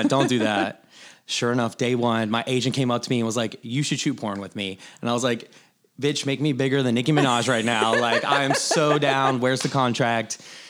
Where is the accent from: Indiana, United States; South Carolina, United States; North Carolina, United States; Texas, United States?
South Carolina, United States; Myrtle Beach; I'm from Myrtle Beach.